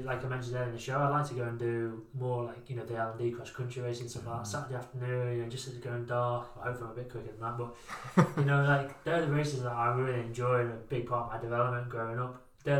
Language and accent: English; England, United Kingdom; No, I was born and raised in England. I'm an England boy.